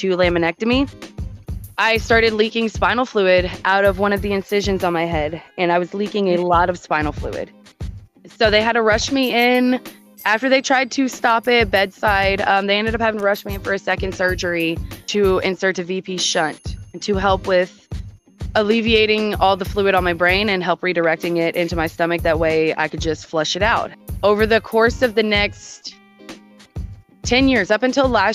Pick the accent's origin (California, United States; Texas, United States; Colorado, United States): Texas, United States; Houston; moved away; that's where I'm from